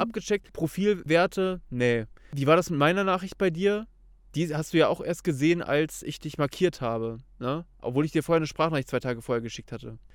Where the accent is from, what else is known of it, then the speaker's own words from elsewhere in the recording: Kassel area, Hesse, Germany; moved away; ich komme ursprünglich aus Kassel, so ungefähr